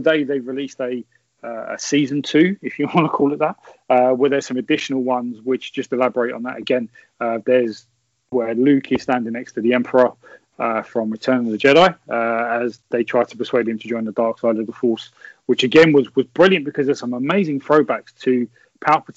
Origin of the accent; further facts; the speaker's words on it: England, United Kingdom; I'm English.